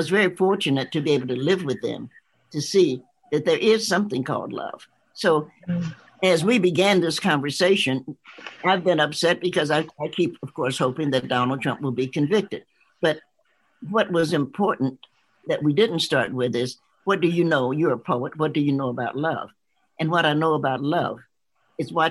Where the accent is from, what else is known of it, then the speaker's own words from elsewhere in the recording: the South, United States; I'm a Southerner.